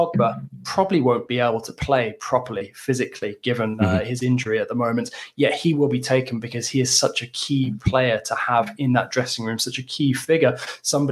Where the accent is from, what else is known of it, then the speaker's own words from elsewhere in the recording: England, United Kingdom; as an Englishman